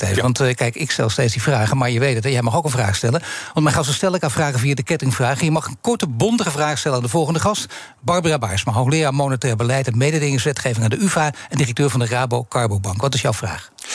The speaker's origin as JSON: {"language": "Dutch", "country": "Netherlands", "said": "mij als Nederlander"}